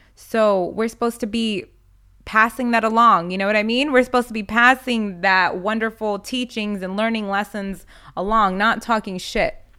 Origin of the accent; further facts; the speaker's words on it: United States; I'm born in America